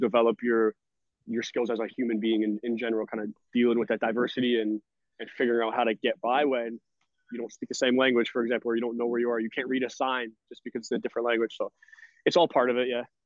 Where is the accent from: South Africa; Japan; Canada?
Canada; Brampton, Ontario; moved away as an adult; also born or lived in Syracuse, New York / Philippines / Sweden; now in Spain; I'm Canadian. I'm from Brampton, Ontario